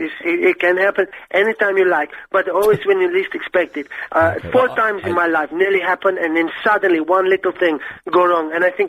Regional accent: Portugal; moved away; because I'm from Portugal

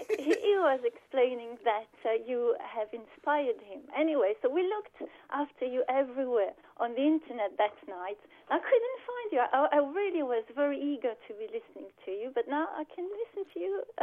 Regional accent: Wallonia, Belgium; I'm from Wallonia.

